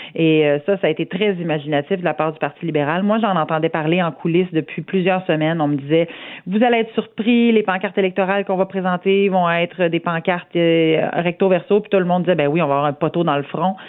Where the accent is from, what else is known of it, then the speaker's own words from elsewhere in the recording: Saint-Georges, Quebec, Canada; je viens d'une région rurale, je suis une fière Beauceronne, je viens de Saint-Georges-de-Beauce